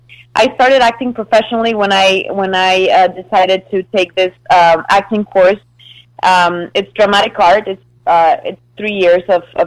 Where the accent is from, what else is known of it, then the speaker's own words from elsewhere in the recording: Canada; also born or lived in various; So, yeah, I'm half French, half Mexican. I was raised in Canada, but the British side. So I'm like a mix of everything. I've lived in a lot of places